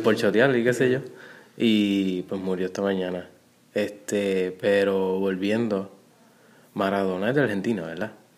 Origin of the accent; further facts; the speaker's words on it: Guayanilla, Puerto Rico; yo que soy de, allí de Guayanilla